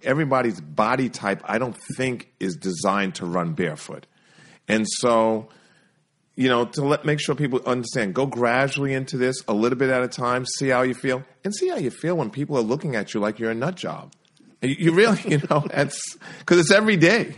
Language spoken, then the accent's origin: English; New York City, New York, United States; grew up in New York City